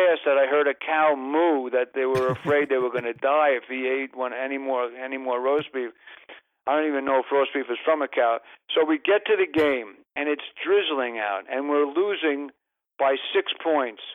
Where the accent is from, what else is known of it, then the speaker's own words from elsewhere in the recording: New York, United States; now in Los Angeles, United States; I'm a New Yorker